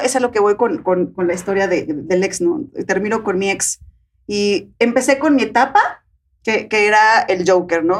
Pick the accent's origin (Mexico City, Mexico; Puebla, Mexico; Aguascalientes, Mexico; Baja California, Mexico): Puebla, Mexico; moved away; soy de Puebla, viven allá todavía ellas